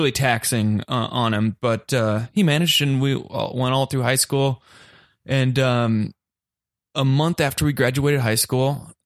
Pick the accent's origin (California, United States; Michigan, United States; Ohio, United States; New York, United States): Ohio, United States; I grew up in Ohio, and when I was in second grade